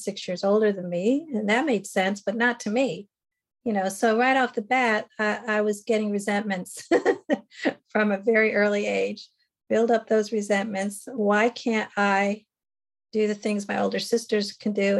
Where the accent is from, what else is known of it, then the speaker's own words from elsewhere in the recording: New Jersey, United States; I was born in New Jersey in 1958.